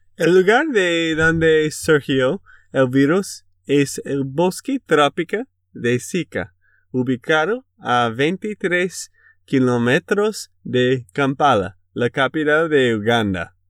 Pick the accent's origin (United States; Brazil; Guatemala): United States; Texas; de Texas, Estados Unidos